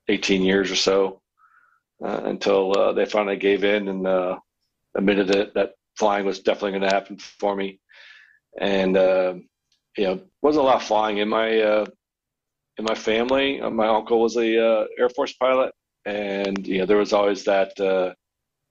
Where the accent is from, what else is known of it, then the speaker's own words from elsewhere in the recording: United States; moved away; I grew up around the Washington area